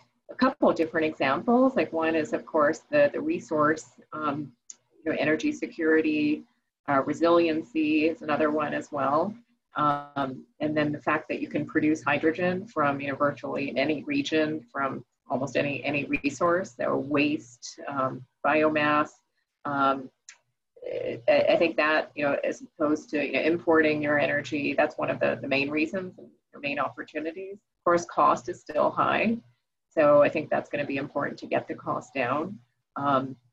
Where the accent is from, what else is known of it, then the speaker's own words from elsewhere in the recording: New York, United States; I grew up in New York